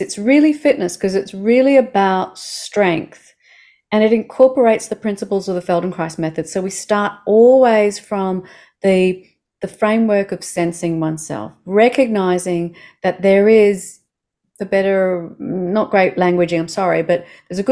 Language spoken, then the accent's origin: English; Australia; I'm an Australian